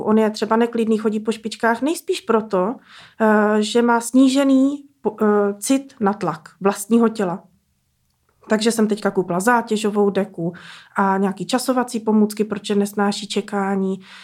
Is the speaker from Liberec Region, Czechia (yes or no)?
yes; Benecko, Liberec Region, Czechia; my jsme z Benecka, Aha. v horách, v Krkonoších